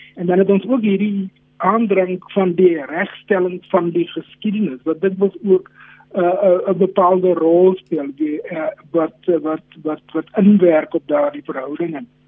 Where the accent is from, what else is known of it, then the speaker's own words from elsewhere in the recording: South Africa; Ons wil as Suid-Afrikaners saam met mekaar leef